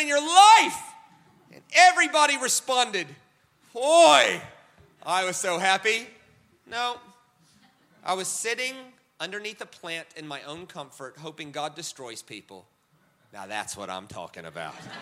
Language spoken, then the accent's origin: English; United States; I'm American